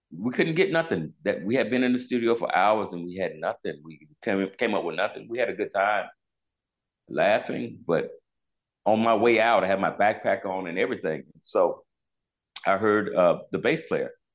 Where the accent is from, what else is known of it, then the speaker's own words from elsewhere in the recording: Charlotte, North Carolina, United States; I was from Charlotte, North Carolina, where … came from